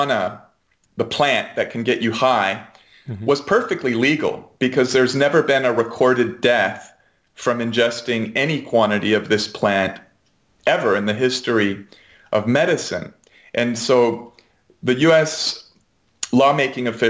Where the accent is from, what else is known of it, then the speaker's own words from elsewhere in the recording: United States; as an American